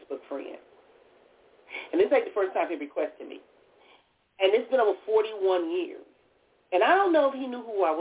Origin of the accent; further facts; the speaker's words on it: Compton, California, United States; I grew up in Compton, California